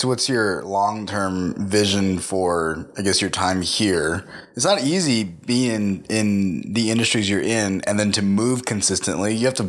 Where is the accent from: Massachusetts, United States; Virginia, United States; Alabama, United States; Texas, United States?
Texas, United States; I am from Texas.